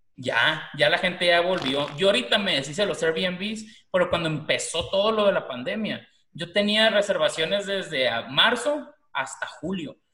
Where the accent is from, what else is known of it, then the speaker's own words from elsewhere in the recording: Mazatlán, Sinaloa, Mexico; now in Tucson, United States; yo que soy de Mazatlán, por ejemplo, ¿no? Pero vivo aquí en Tucson